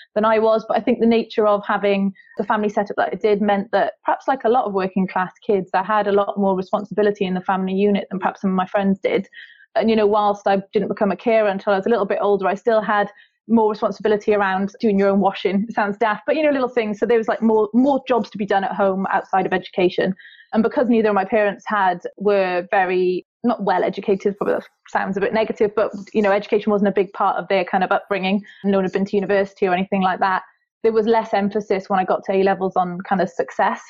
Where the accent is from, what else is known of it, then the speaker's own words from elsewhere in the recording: South Wales, United Kingdom; accent: Welsh; I grew up in South Wales